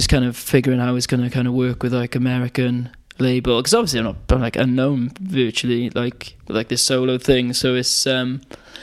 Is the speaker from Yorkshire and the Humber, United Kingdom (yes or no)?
no; Pontypridd, Wales, United Kingdom; I'm from Pontypridd.